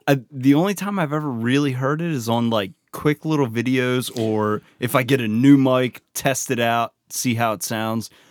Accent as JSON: {"language": "English", "town": "Baltimore", "region": "Maryland", "country": "United States", "accent": "Baltimore", "said": "how much of a Baltimore accent I have"}